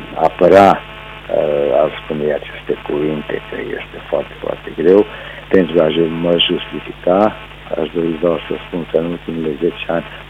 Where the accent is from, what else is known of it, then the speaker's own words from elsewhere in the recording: Târnăveni, Mureș County, Romania; am plecat din Târnăven la Târgu Mureș, orașul unde locuiesc și astăzi. Am buletin românesc